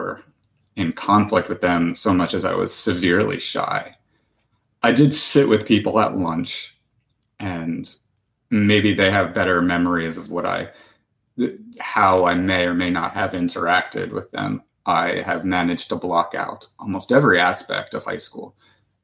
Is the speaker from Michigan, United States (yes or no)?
no; New Jersey, United States; I grew up in New Jersey